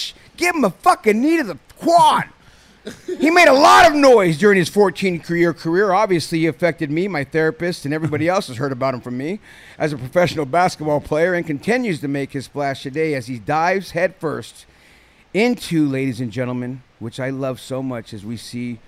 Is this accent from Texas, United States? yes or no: no; San Jose, California, United States; I'm from the Bay. I'm from San Jose